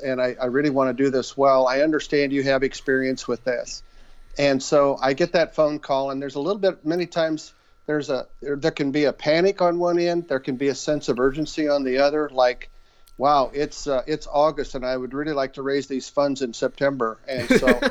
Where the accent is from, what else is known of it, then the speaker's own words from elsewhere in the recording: Western Nebraska, United States; moved away as an adult; also born or lived in Des Moines, Iowa / Omaha, Nebraska; I was raised in Western Nebraska on a farm